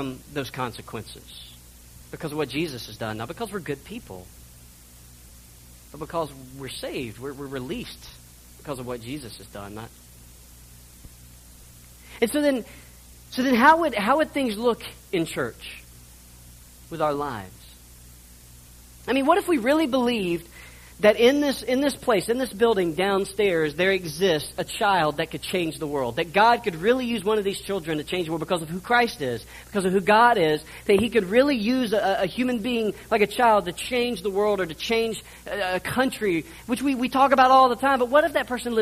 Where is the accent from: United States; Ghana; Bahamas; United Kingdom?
United States; I grew up in the United States